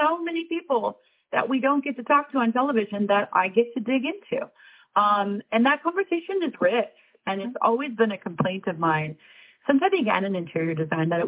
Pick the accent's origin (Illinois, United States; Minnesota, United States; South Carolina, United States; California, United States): Minnesota, United States; Minneapolis; also born or lived in Manhattan, New York; now in New York, United States; I came from Minneapolis, so I had a yard